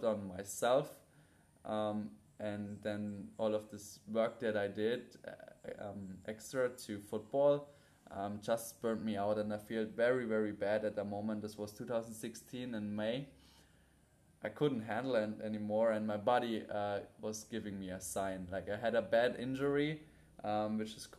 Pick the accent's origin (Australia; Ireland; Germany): Germany; Munich, Bavaria; moved away as an adult; now in Bali, Indonesia; from a 13-year-old boy growing up in Munich, playing American football, to now 22 years old, living in Bali